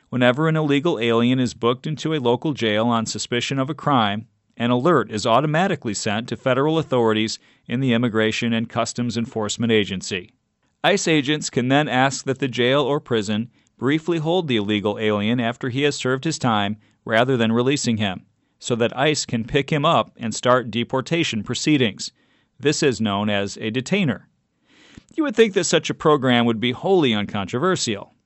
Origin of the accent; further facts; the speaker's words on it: California, United States; my home state of California